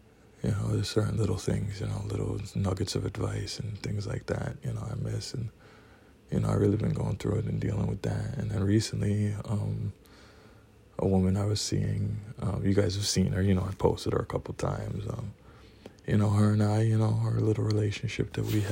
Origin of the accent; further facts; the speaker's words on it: Trinidad & Tobago; now in New York City, United States; I'm from Trinidad. Live in New York City.